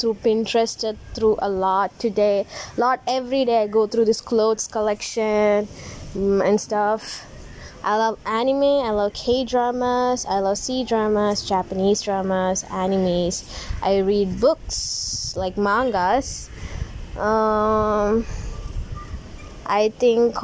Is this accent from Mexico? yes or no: no; Tamil Nadu, India; now in Kerala, India; I'm Indian girl. I live in Kerala, but I'm from Tamil Nadu.